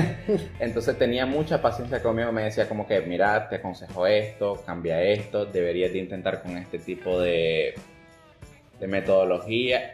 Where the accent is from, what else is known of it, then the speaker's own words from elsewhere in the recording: Nicaragua; nosotros nicaragüenses